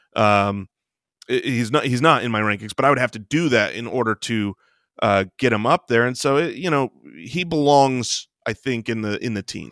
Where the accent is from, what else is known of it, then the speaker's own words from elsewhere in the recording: Phoenix, Arizona, United States; we are from Phoenix